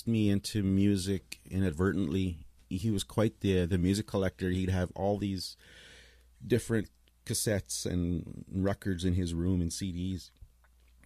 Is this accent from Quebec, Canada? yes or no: no; Broadview, Saskatchewan, Canada; also born or lived in Carlyle, Saskatchewan; I was born in Saskatchewan, small town Broadview, just outside of my late parents' home reserve